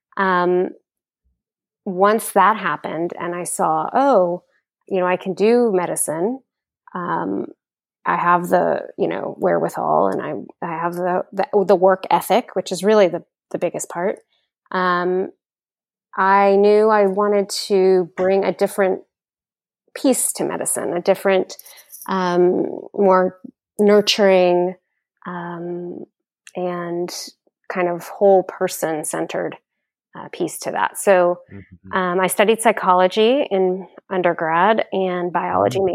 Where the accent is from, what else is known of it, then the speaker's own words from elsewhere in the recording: Houston, Texas, United States; also born or lived in Austin, Texas; I grew up in Houston